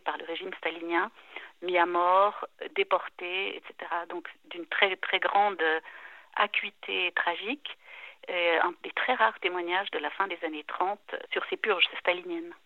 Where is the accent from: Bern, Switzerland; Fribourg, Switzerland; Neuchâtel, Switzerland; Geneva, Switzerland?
Neuchâtel, Switzerland; La Chaux-de-Fonds; moved away as an adult; also born or lived in Lausanne / Basel; now in German-speaking Switzerland; j'ai grandi à Neuchâtel, à La Chaux-de-Fonds, à Lausanne aussi un peu, mais au moment d'entrer à l'université, je suis allée vivre à Bâle